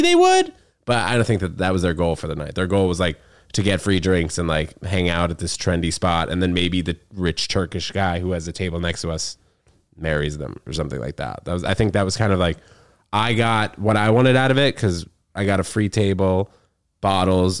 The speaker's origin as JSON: {"language": "English", "town": "New York City", "region": "New York", "country": "United States", "tie": "born or raised there", "also_born_or_lived": "New Brunswick, New Jersey", "said": "born in New Brunswick, lived there for six weeks in New Jersey, and then moved to Manhattan"}